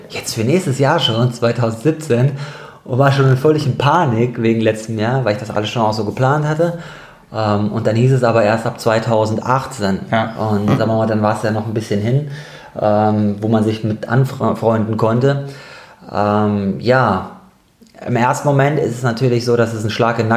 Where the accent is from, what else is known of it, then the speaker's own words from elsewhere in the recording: Darmstadt, Hesse, Germany; moved away as an adult; now in Cologne, Germany; Genau, also ich komme ursprünglich eigentlich aus Darmstadt, gar nicht aus Köln und bin hier nur zum Studium 2005